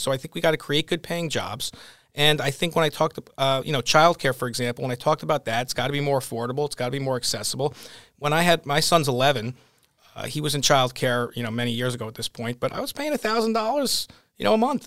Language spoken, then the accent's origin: English; Northport, New York, United States; I'm from the North Shore. I grew up in Northport